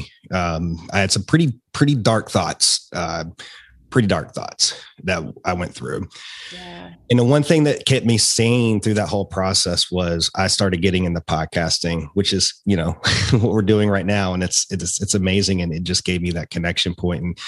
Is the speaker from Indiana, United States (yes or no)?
no; Roanoke, Virginia, United States; accent: Appalachian twang; also born or lived in Richmond, Virginia; moved back to my hometown in Roanoke, where I'm at now